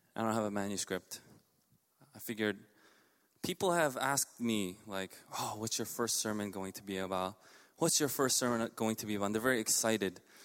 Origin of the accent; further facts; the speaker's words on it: New York City, New York, United States; I grew up in Elmhurst.